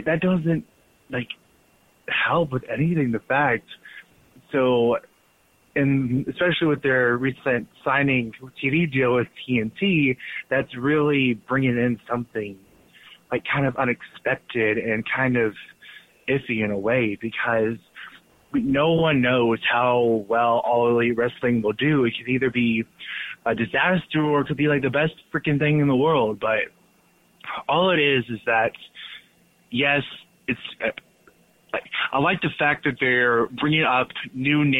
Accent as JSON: {"language": "English", "region": "Texas", "country": "United States", "said": "I am from Texas"}